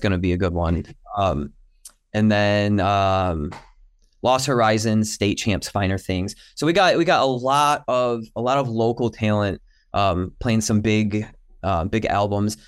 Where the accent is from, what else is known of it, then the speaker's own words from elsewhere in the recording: Detroit, Michigan, United States; growing up in Michigan, the Detroit area